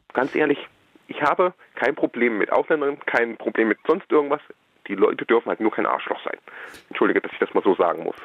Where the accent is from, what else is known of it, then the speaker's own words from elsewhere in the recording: Erfurt, Thuringia, Germany; Ich, ich, bin in Erfurt geboren